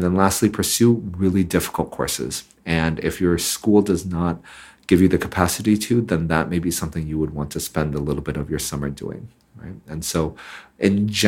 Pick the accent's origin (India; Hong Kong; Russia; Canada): Hong Kong; when I was growing up in Hong Kong